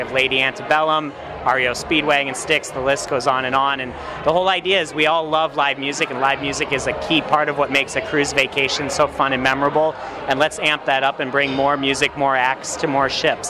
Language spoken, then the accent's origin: English; Minneapolis, Minnesota, United States; also born or lived in St. Louis / Texas; now in Miami, United States; Originally from Minneapolis. So this is pretty close to what I grew up in, but I don't miss it living down in Miami these days.